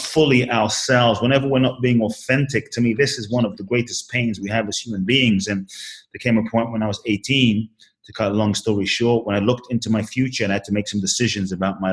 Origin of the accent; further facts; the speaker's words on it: London, United Kingdom; also born or lived in Ghana; now in United States; I was born in Ghana, West Africa. My father's from Ghana. My mother's Japanese. I Grew up in London, live in the US now